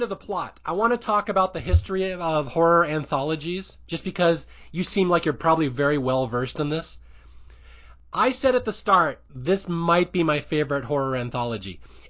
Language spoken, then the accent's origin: English; Seattle, Washington, United States; I used to be in marching band in high school. I grew up in Seattle. I was in marching band.